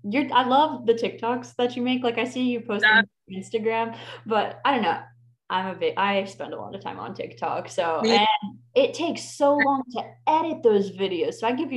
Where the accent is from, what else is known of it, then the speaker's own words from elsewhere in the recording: Florida, United States; I'm from Florida.